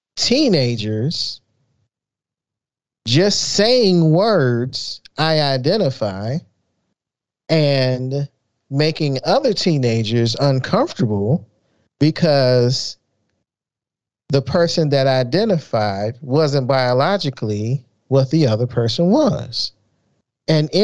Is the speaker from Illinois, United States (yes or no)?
yes; Chicago, Illinois, United States; growing up in South Side of Chicago